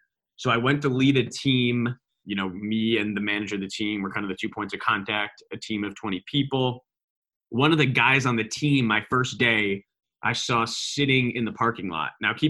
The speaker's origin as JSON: {"language": "English", "region": "New York", "country": "United States", "said": "He was from Boston, was in the startup community there. I was from New York. We both didn't really fit in on the West Coast."}